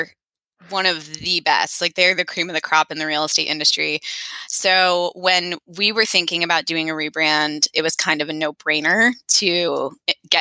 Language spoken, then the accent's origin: English; Peterborough, New Hampshire, United States; also born or lived in Washington, D.C. area; I grew up in New Hampshire and then went to the DC area for college, lived there for 15 years, and then moved back to New Hampshire 2.5 years ago.